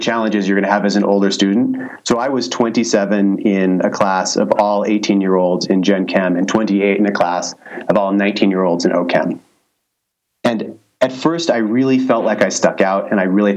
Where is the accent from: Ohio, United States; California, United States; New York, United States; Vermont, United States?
California, United States; Santa Barbara; moved away as an adult; also born or lived in China; I'm actually from Santa Barbara